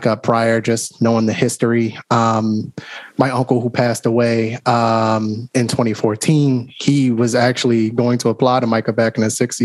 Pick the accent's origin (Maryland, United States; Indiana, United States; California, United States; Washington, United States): Maryland, United States; Baltimore; I'm from Baltimore. Dang. Grew up here, got roots here